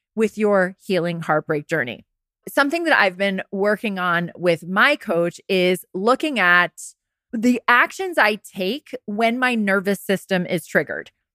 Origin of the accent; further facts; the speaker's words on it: Rye, New York, United States; also born or lived in Westchester County; my hometown, Rags in Rye, New York